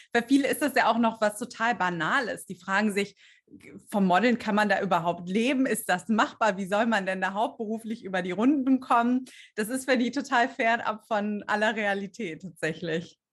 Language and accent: German; Stuttgart area, Baden-Württemberg, Germany; moved away as an adult; also born or lived in Düsseldorf; dass ich eigentlich aus dem Süden Deutschlands komme. Ich komme aus, aus der Ecke Stuttgart.